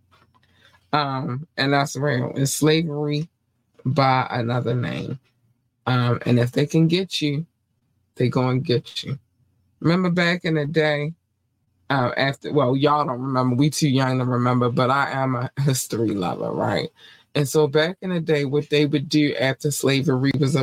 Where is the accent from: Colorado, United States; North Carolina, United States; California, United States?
North Carolina, United States; I was born in North Carolina